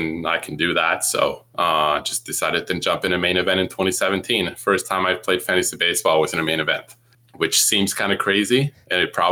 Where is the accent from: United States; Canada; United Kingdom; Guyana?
Canada; near Montreal, Quebec; English is a second language; I grew up near Montreal